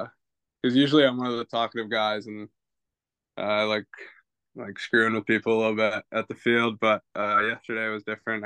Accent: West Coast, United States; I'm from the West Coast

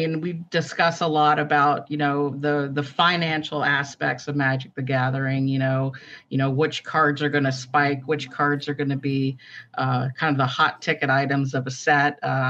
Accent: the South, United States; I actually end my sentences because I'm from the South.

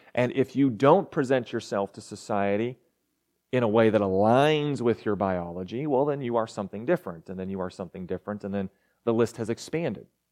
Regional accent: Arkansas, United States; also born or lived in Texas; I was born in Texas, don't remember it, raised in Arkansas, remember that.

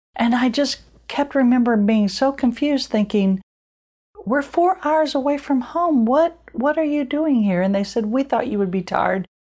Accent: Illinois, United States; moved away; I'm from Illinois

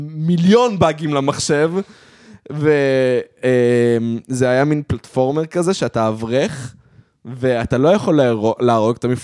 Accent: Modiin Illit, Judea and Samaria, Israel; הייתי ילד חרדי ו... וגדלתי במודיעין עילית, אבל היינו הולכים לקניון מלכה לעשות uh, קניות

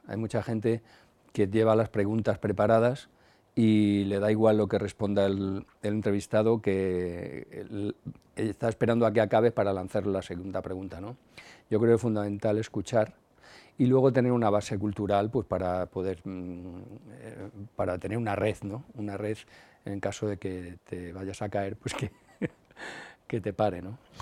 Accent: Madrid, Community of Madrid, Spain; la movida de mi barrio, yo soy de Carabanchel.

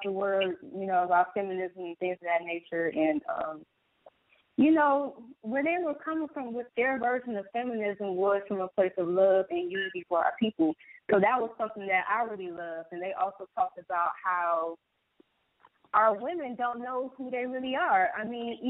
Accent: Detroit, Michigan, United States; born and raised in Detroit

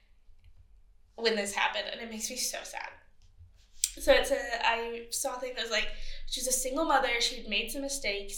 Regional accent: Great Bend, Kansas, United States; born or raised there

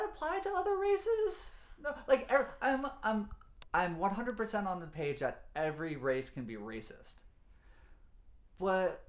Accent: the South, United States; I'm from the South

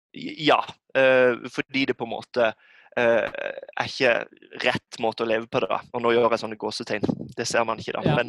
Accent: Norway; som nordmann i dag, så man er jo en minoritet som kristen.

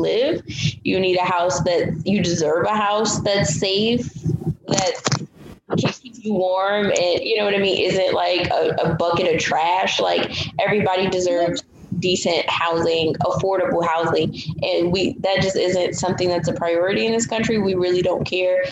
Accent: East Orange, New Jersey, United States; also born or lived in Newark, New Jersey; now in Florida, United States; So I was born in New Jersey. I lived in Newark I lived in the East Orange area for most of my life.

